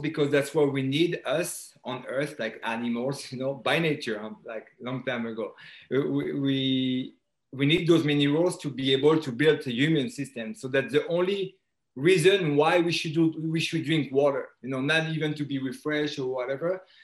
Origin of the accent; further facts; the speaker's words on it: France; accent: French; English is a second language; moved away as an adult; now in United States; I was born and raised in France. Um, I moved to the U.S. in 2001